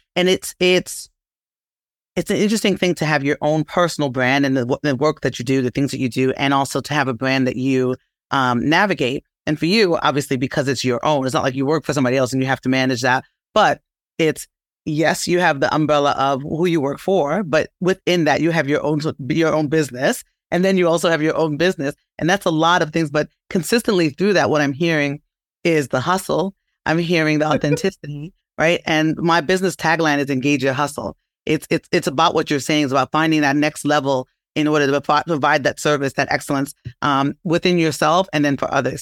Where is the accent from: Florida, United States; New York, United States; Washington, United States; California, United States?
New York, United States; New York City; I'm from Brooklyn